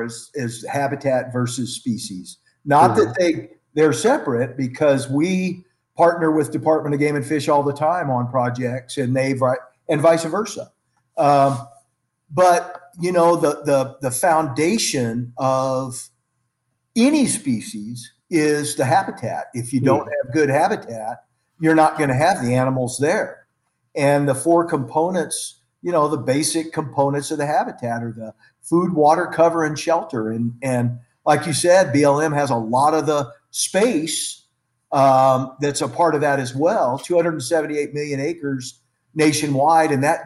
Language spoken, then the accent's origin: English; Alamogordo, New Mexico, United States; also born or lived in Santa Fe, New Mexico; I've lived in New Mexico all my life, was born and raised here, a place called Alamogordo, New Mexico, at the base of the Sacramento Mountains